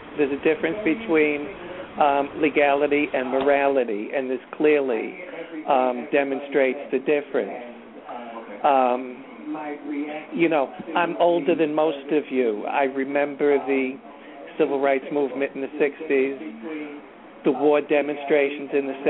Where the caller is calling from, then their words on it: New York City, New York, United States; I'm calling from Astoria, New York